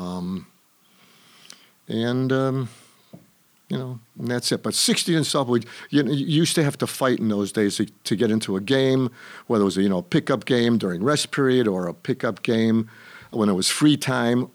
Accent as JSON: {"language": "English", "town": "Chicago", "region": "Illinois", "country": "United States", "tie": "born or raised there", "said": "I was born on the West Side, and my formative years were on the South Side of Chicago"}